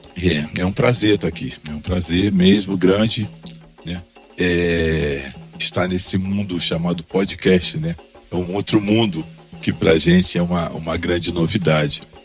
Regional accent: Duque de Caxias, Rio de Janeiro, Brazil; moved away; also born or lived in São Paulo; voltar à Baixada Fluminense, onde eu nasci. Sou nascido em Caxias, em 1956

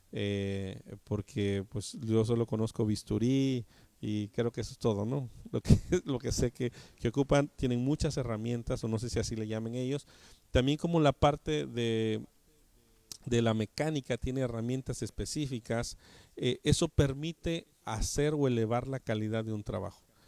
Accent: Mexico; nosotros como eh, mexicanos

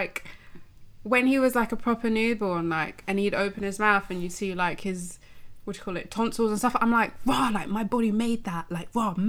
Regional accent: London, United Kingdom; I grew up in a city. I grew up in London.

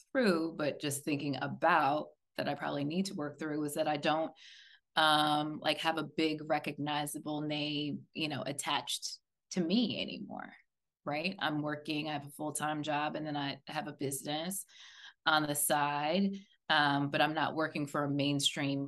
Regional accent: Silver Spring, Maryland, United States; I'm from Silver Spring

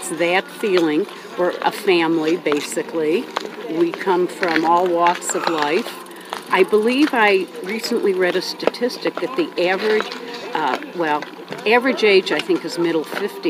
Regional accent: Jackson, Wyoming, United States; I am from outside of Jackson

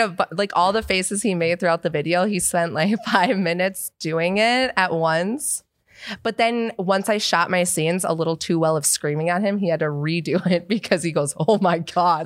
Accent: Seattle, Washington, United States; moved away as an adult; I'm from Seattle

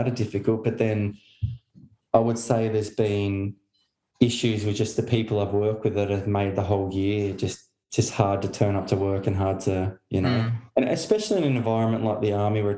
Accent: Hobart, Tasmania, Australia; moved away as an adult; also born or lived in Melbourne / Darwin / Queensland / New South Wales; now in Newcastle, Australia; I'm from Hobart originally. So yeah, down in Tasmania, and most of my family still there.

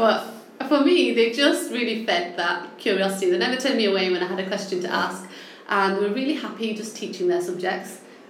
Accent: Manchester, North West England, United Kingdom; accent: northern; No, I'm actually from Manchester.

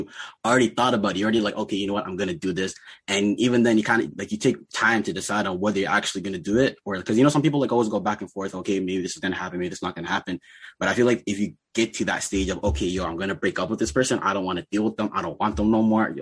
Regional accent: Toronto, Ontario, Canada; also born or lived in Kalakla, Sudan; I'm from Toronto by way of Sudan, through Kalakla

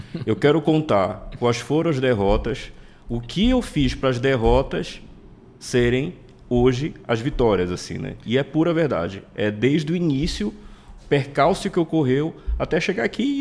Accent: Pará, Brazil; eu sou paraense, nascido e criado aqui, nunca saí daqui

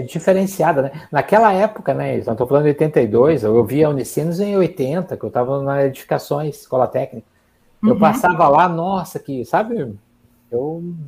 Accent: Curitiba, Paraná, Brazil; eu sou de Curitiba

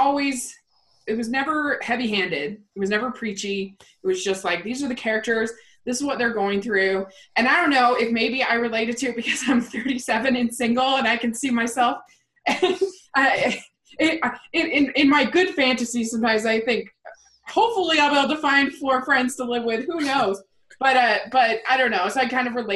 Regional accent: Middletown, Maryland, United States; moved away; I actually don't come from Salt Lake. I come from Middletown, Maryland, and tiny little town.

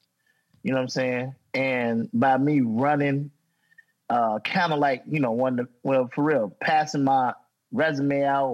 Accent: Gary, Indiana, United States; I'm from Gary, Indiana. I'm from the gutter, dog

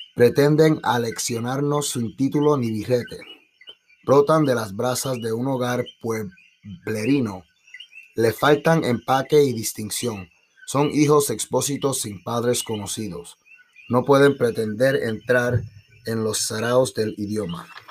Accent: Puerto Rico; Como puertorriqueños, como latinos, la música nos encanta.

